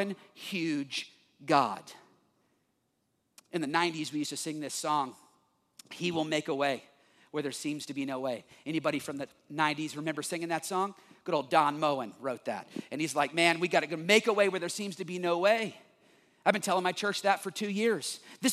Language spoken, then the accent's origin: English; United States; also born or lived in Texas; I'm from Oklahoma and Texas